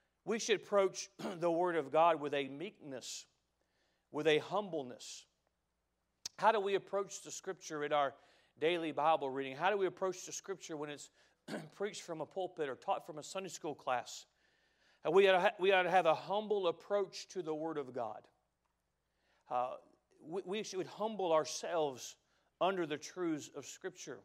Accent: United States; I love being an American. I'm proud to be an American

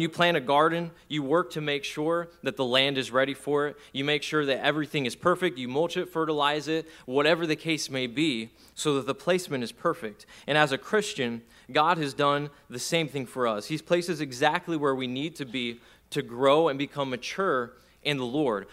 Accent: Texas, United States; where I grew up in Texas, we have a lot of black land

